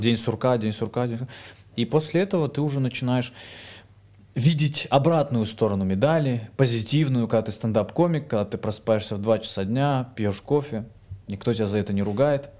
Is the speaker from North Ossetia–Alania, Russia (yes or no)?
yes; Vladikavkaz, North Ossetia–Alania, Russia; moved away as an adult; now in Moscow, Russia; я тип из Владикавказа